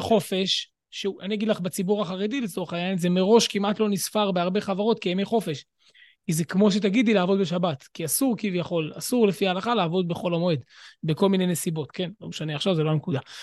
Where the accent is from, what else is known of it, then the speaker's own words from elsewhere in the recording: Jerusalem, Jerusalem District, Israel; אני ירושלמי